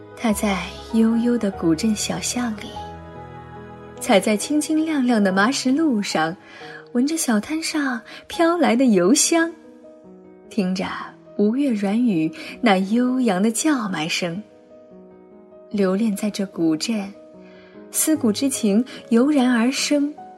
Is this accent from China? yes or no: yes; Zhejiang, China; moved away as an adult; now in Beijing, China; 我是一个浙江人，大家都知道浙江气候湿润多雨